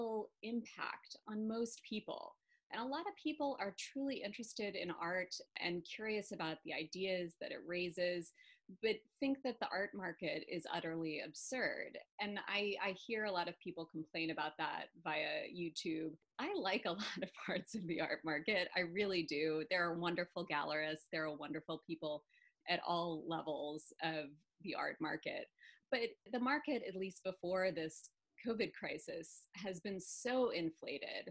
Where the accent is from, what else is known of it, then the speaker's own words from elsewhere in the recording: Birmingham, Alabama, United States; moved away; I grew up in Birmingham, Alabama, to parents who were not Southerners. So I was always kind of an outsider, even though I lived there from the age of 1 to 18.